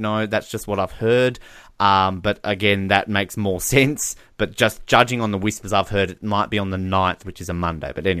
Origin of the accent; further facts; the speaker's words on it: Australia; we're a lot more laid back as Australians